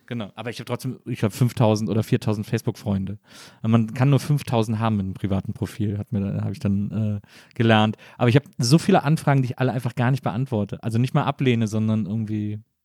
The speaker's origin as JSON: {"language": "German", "town": "Wesseling", "region": "North Rhine-Westphalia", "country": "Germany", "tie": "born or raised there", "also_born_or_lived": "Bonn", "moved": "yes", "lives_now": "Berlin, Germany", "said": "weil ich bin in Wesseling aufgewachsen, zwischen Köln und Bonn."}